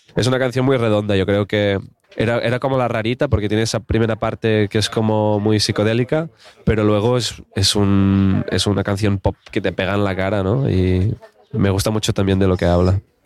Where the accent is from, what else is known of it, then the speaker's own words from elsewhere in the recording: Alt Empordà, Catalonia, Spain; yo soy del Alampordá